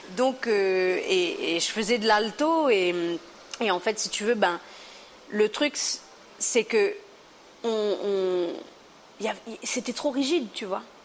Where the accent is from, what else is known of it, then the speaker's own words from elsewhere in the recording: Réunion; moved away as an adult; also born or lived in Montpellier; Je viens de la Réunion, c'est la France, mais pas tout le temps.